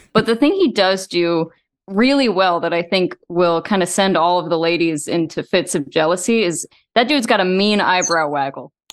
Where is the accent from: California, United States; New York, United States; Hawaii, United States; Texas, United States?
Texas, United States; I grew up in, in Texas